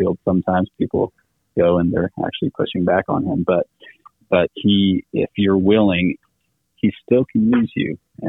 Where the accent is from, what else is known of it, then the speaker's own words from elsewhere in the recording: Xiamen, Fujian, China; moved away as an adult; So I grew up in China, in the southeast, little island called Xiamen.